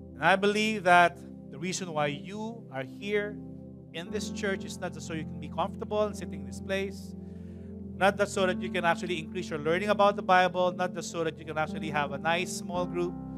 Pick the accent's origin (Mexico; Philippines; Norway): Philippines; as a Filipino nation, as a Filipino people